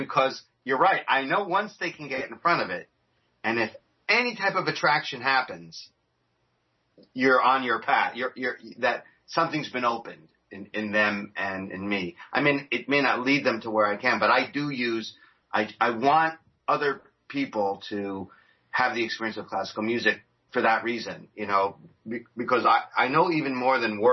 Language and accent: English; New York, United States; I'm from New York